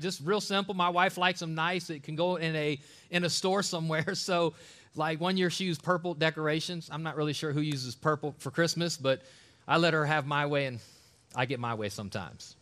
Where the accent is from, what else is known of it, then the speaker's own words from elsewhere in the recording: Ohio, United States; an Ohio native man